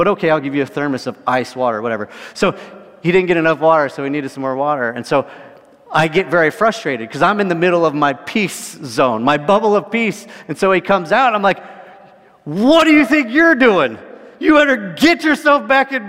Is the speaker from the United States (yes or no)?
yes; California, United States; I grew up in California